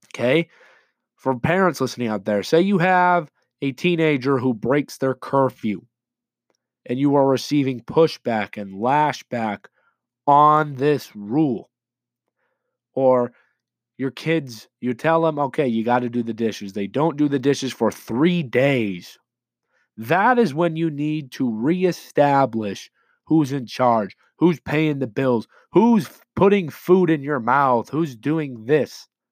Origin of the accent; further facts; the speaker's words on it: Layton, Utah, United States; my hometown of Layton, Utah